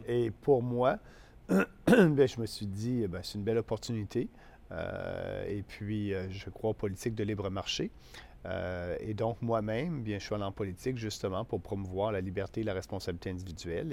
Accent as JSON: {"language": "French", "area": "Beauce", "region": "Quebec", "country": "Canada", "tie": "born or raised there", "also_born_or_lived": "Montreal / Ottawa", "said": "la Beauce, pour moi, c'est, c'est ma région, c'est mon coin, c'est mon coin de pays."}